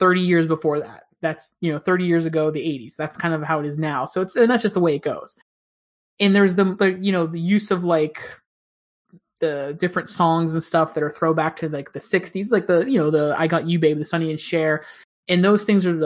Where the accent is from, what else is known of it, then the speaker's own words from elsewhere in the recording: between Pittsburgh and Punxsutawney, Western Pennsylvania, United States; moved away; I grew up in Pennsylvania